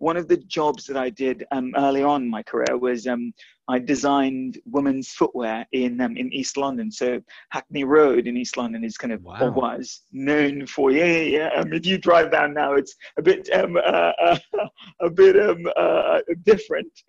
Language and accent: English; Guyana; moved away; I was born, interestingly enough, I was born in South America. I was born in the only English-speaking country in South America, which is British Guyana.